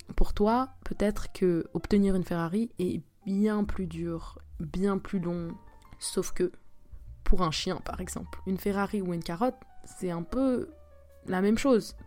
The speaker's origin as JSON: {"language": "French", "country": "Switzerland", "first_language": "French", "moved": "as an adult", "lives_now": "South Korea", "said": "je suis une Suisse qui vit en Corée du Sud"}